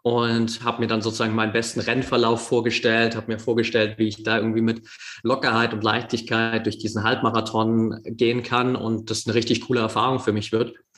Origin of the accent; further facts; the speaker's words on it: near Dresden, Saxony, Germany; ich bin in der Nähe von Dresden aufgewachsen